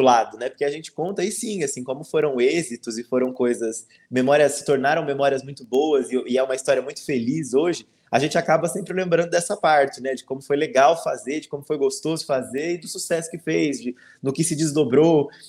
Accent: Minas Gerais, Brazil; eu sou de Minas

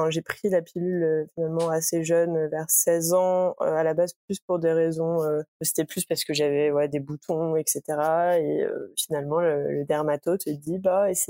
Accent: near Paris, Île-de-France, France; moved away as an adult; now in Montreal, Canada; comme tu l'as dit, j'ai 25 ans, euh, je viens d'Île-de-France à la base, à côté

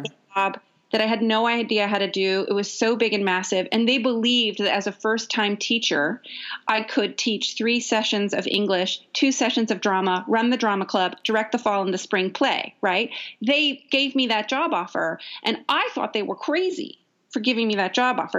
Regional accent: Ukiah, California, United States; also born or lived in San Francisco, California; now in Los Angeles, United States; I grew up in Ukiah. I grew up with the same people from kindergarten all the way to high school

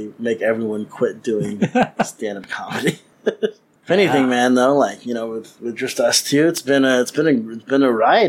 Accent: Chicago, Illinois, United States; I'm from Chicago, so I hold Chicago-style pizza very sacredly.

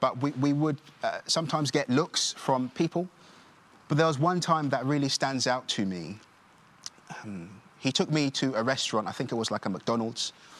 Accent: Nigeria; born there; that I was born in Nigeria, but what I didn't mention is I'm also adopted

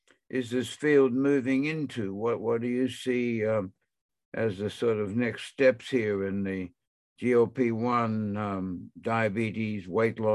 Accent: Brisbane, Queensland, Australia; I'm from Brisbane

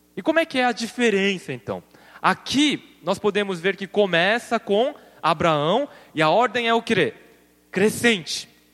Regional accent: Brazil; eu cresci no Brasil e meus olhinhos puxados

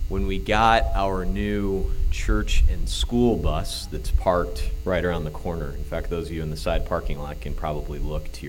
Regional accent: Illinois, United States; accent: Illinois; my Illinois accent

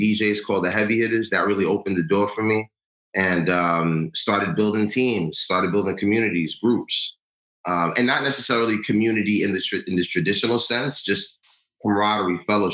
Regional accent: New York City, New York, United States; Born and raised in New York. My parents are from Ghana. I'm first generation

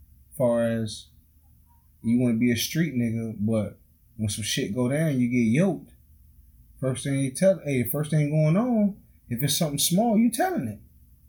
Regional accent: Hollywood, Florida, United States; also born or lived in Liberia; I'm from Hollywood, 56, 40th Ave, man, all over, man. You know what I'm saying? I represent Hollywood, you know what I mean? I represent Liberia. I represent East Hollywood, West Hollywood, North Hollywood, South Hollywood, South Broward.

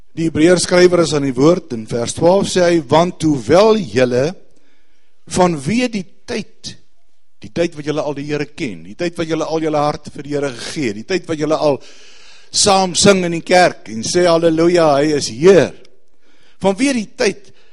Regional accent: South Africa; Ons as Suid-Afrikaners

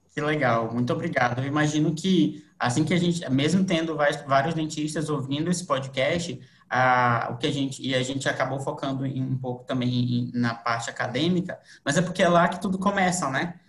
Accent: Manaus, Amazonas, Brazil; now in Florianópolis, Brazil; Eu sou de Manaus, vim para cá para Florianópolis

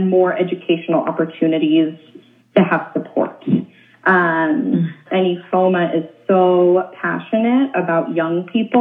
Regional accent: Oakland, California, United States; also born or lived in Olympia, Washington; I'm born and raised in Oakland, California

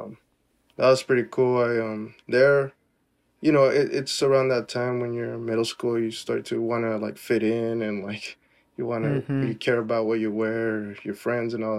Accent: Woodburn, Oregon, United States; I'm from Woodburn. Woodburn is where I'm from.

